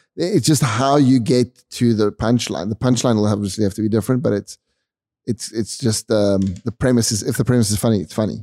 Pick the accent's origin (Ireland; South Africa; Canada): South Africa; we're South African.